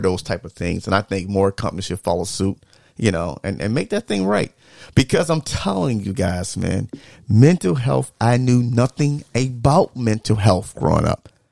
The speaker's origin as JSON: {"language": "English", "region": "the South", "country": "United States", "tie": "born or raised there", "said": "growing up in the South"}